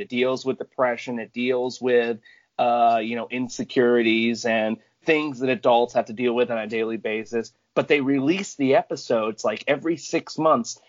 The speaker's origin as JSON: {"language": "English", "region": "Michigan", "country": "United States", "said": "I'm from the same place as Jamie, Michigan."}